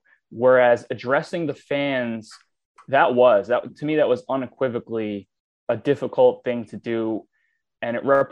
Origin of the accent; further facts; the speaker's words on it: New York, United States; I grew up in New York.